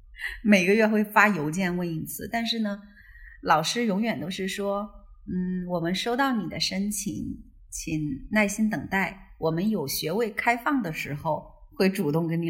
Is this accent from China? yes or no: yes; Southwest China, China; now in Chengdu, China; 因为西南其实是我的老家，对我相当于是回到老家